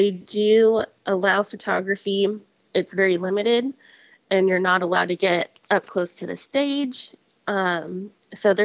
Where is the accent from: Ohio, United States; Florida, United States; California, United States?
California, United States; Palmdale; I grew up in Palmdale, which is about an hour outside